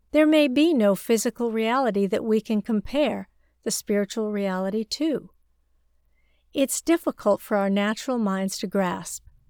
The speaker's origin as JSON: {"language": "English", "country": "China", "tie": "born or raised there", "moved": "yes", "said": "my rural hometown in China"}